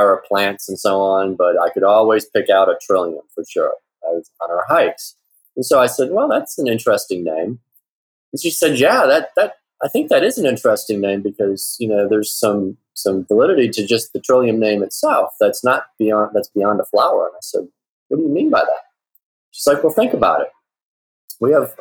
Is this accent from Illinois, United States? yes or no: yes; Chicago, Illinois, United States; moved away as an adult; now in Atlanta, United States; I'm originally from Chicago